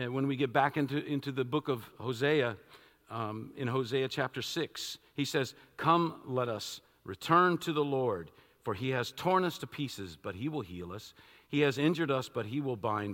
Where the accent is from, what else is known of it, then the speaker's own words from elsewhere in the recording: Washington, District of Columbia, United States; I was born in Washington, D.C., downtown